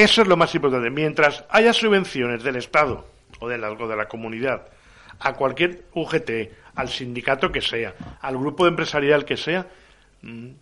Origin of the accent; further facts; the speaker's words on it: Valencian Community, Spain; soy valenciano, soy valenciano parlante